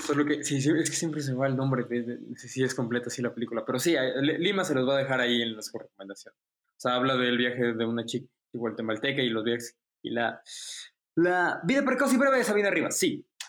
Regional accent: Mexico; somos mexicanos, clase media

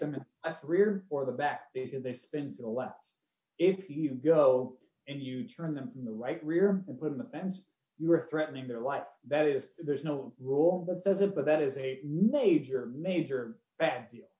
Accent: Cleveland, Ohio, United States; where we grew up and everything in Cleveland

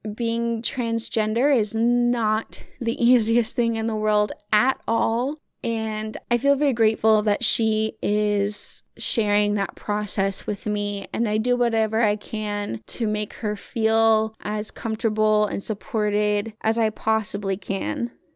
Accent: the Bible Belt, United States; also born or lived in Arkansas; now in Michigan, United States; I grew up on the Bible Belt

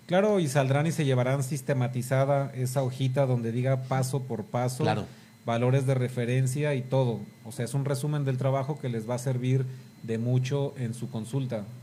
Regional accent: Mexico; como mexicanos

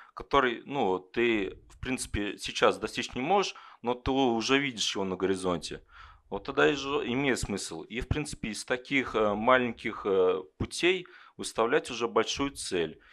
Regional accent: Kovrov, Vladimir Oblast, Russia; moved away as an adult; now in Ryazan, Russia; я сам из Коврова, родился в Коврове, учился в Коврове, но потом переехал в Рязань и сейчас работаю в Рязани.

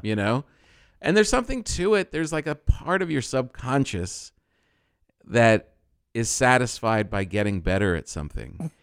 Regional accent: New Jersey, United States; I'm from Jersey

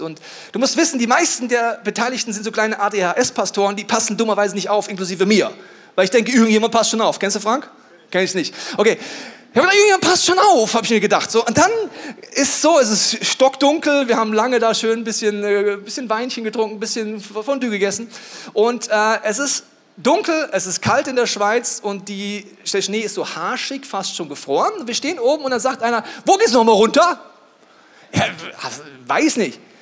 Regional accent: Bavaria, Germany; ich komme aus Bayern

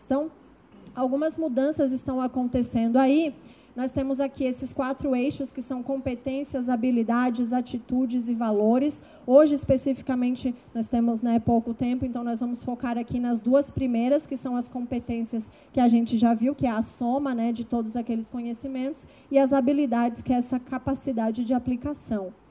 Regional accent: Capivari de Baixo, Santa Catarina, Brazil; moved away as an adult; now in Florianópolis, Brazil; sou do sul de Santa Catarina, de uma cidade chamada Capivari de Baixo, que tem 22 mil habitantes. Deve ter 21.999, porque eu saí de lá e fui para Florianópolis.

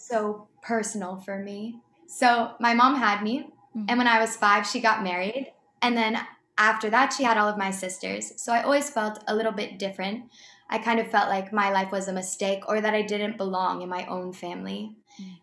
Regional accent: Boston, Massachusetts, United States; now in St. Augustine, United States; I'm from Boston area

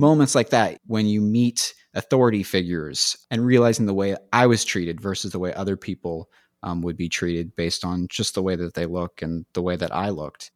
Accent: San Francisco Bay Area, California, United States; moved away as an adult; also born or lived in Los Angeles; I grew up just outside of San Francisco, and went to school in the city

